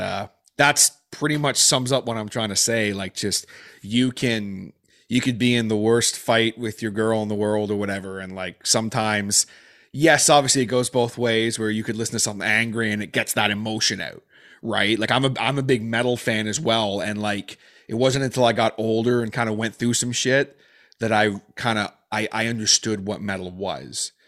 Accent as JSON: {"language": "English", "country": "Canada", "said": "being Canadian"}